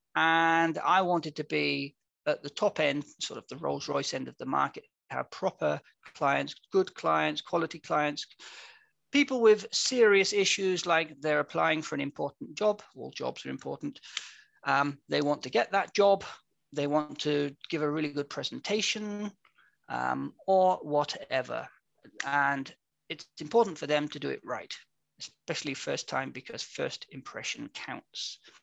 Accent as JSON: {"language": "English", "region": "England", "country": "United Kingdom", "moved": "as an adult", "lives_now": "Vienna, Austria", "said": "I'm an Englishman. Repeat English, not Scottish"}